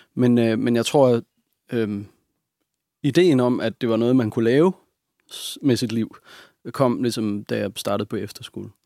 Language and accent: Danish; Hobro, North Denmark Region, Denmark; also born or lived in Hvidovre / Nibe; Jeg er født i Hvidovre, ja. og så flyttede min mor og jeg til Nibe i Nordjylland. Ja. Og, men jeg er vokset op sådan, den bevidsthed, jeg har om min barndom, den foregår i Hobro